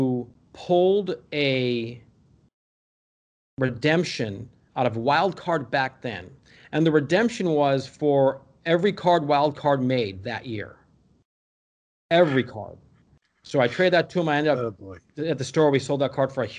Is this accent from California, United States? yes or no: yes; California, United States; also born or lived in Skokie, Illinois; now in Dallas, United States; we moved to California when I was about five